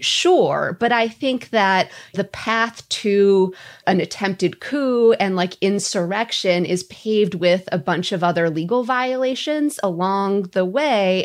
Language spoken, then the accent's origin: English; Minnesota, United States; I'm Minnesotan